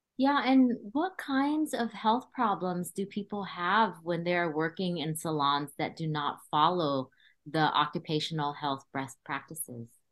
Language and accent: English; Cambodia; also born or lived in California; now in Berkeley, United States; I was born in Cambodia and came to California with my family as refugees in 1981